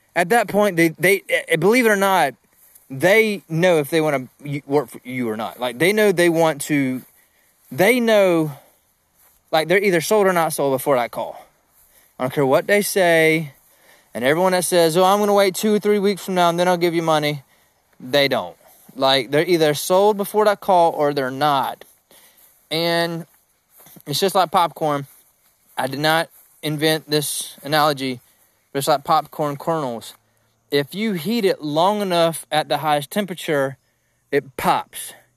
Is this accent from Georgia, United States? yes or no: yes; South Georgia, United States; I'm from Georgia, man. I'm from South Georgia